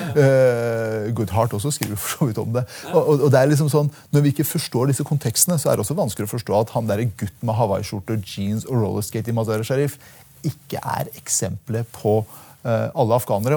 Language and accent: Norwegian; Telemark, Norway; also born or lived in Iran; Jeg er en telemarking på Stortinget